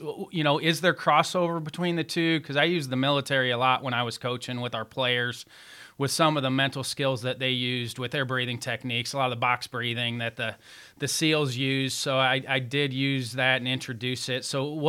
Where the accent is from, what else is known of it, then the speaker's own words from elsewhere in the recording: San Diego, California, United States; Well, growing up in San Diego too, like you're around it.